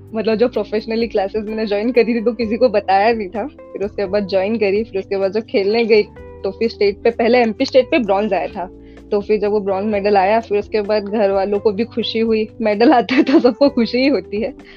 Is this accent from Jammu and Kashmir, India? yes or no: no; Omkareshwar, Madhya Pradesh, India; also born or lived in Jamshedpur, Jharkhand; मैं मूलतः रहने वाली ओंकारेश्वर से हूँ मध्य प्रदेश में ओंकारेश्वर पड़ता है